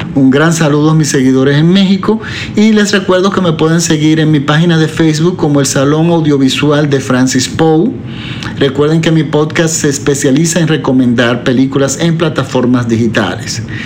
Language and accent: Spanish; Dominican Republic; en mi país, por ejemplo, que en la República Dominicana